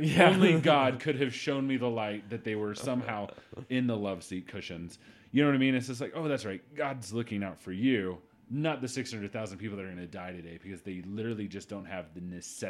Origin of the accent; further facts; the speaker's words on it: Germany; One of the traditions I grew up with in Germany, we would do every once in a while is we would go to the mess hall for Thanksgiving or Christmas.